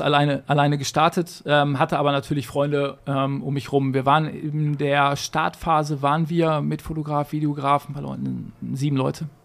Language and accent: German; Gladbeck, North Rhine-Westphalia, Germany; also born or lived in Bottrop; Ich bin in Bottrop geboren. Ja. Perfekt und habe dann nach fünf Minuten rüber gemacht, weil damals in Gladbeck keine Kinderstation gab im Krankenhaus.